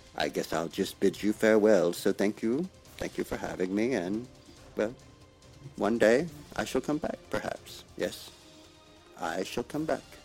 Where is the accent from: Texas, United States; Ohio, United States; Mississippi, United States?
Mississippi, United States; accent: southern drawl; I'm from Mississippi